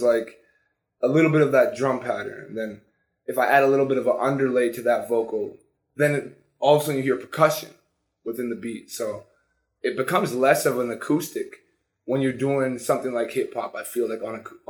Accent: Sudbury, Ontario, Canada; also born or lived in Toronto / Scarborough; I was born in Sudbury. I grew up in the Valley, playing hockey

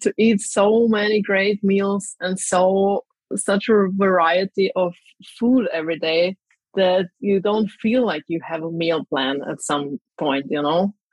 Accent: Graz, Styria, Austria; now in Zagreb, Croatia; I'm actually from Austria, from Graz, but currently I live in Zagreb in Croatia

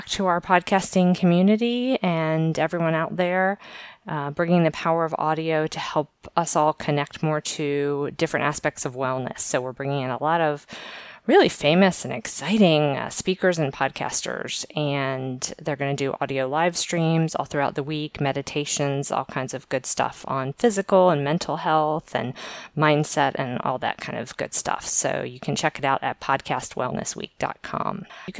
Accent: Maryland, United States; also born or lived in Virginia; now in Valencia, Spain; I'm originally from the East Coast of the U.S., basically Maryland, born in Virginia and lived a lot places on the East Coast.

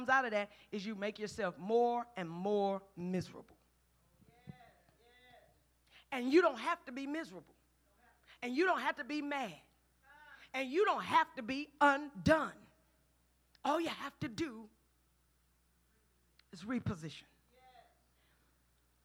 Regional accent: Houston, Texas, United States; I'm from Fifth Ward.

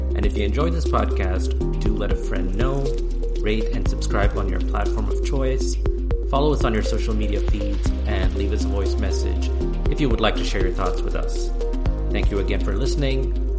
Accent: India; I can finally say as an Indian cricket fan, now I've seen it all.

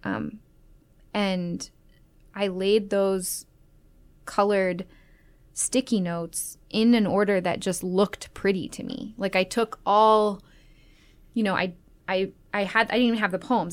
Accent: Las Vegas, Nevada, United States; also born or lived in Atlanta, Georgia, United States; I moved from Las Vegas or from Atlanta to Las Vegas when I was nine

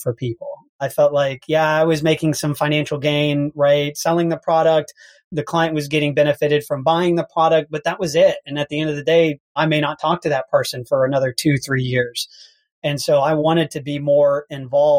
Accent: Houston, Texas, United States; I'm from Houston, Texas.

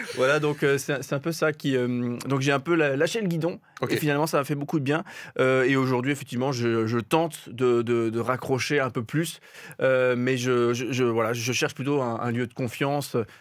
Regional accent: Alsace, Grand Est, France; chez nous en Alsace

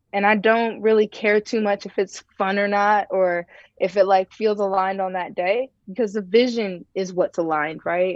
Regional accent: Ohio, United States; moved away as an adult; also born or lived in Tennessee; I was born and raised in Ohio

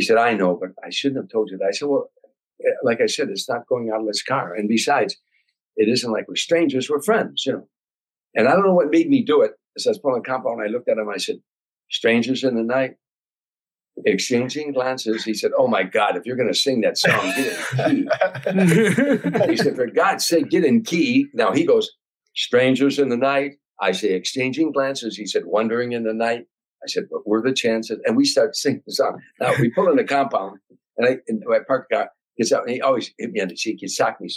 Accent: Harvey, Illinois, United States; I was a kid from Harvey, Illinois

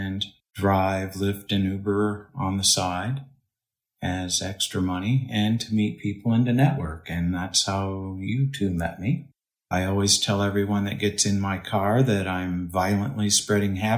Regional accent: Michigan, United States; moved away as an adult; now in Austin, United States; I grew up in Michigan on a little farm community, lived there until I was 18, 19 years old

